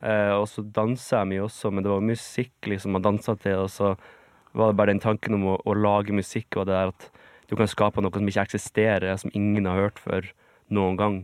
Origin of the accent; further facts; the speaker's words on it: Bjarkøy, Troms, Norway; moved away; det var jo der jeg vokste opp